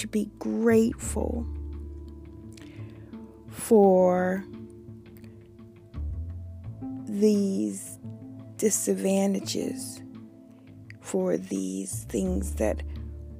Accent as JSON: {"language": "English", "country": "United States", "said": "I am not black. And I am American"}